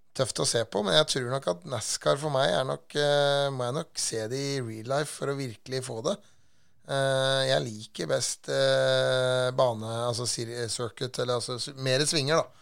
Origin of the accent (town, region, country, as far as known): Norway